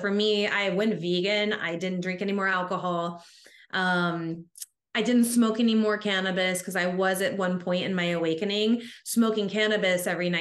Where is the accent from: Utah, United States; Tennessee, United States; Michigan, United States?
Tennessee, United States; I grew up in Tennessee in the Bible Belt, we call it